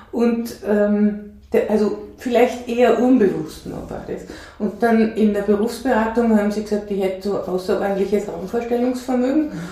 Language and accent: German; Denmark; born there; ich bin in Dänemark geboren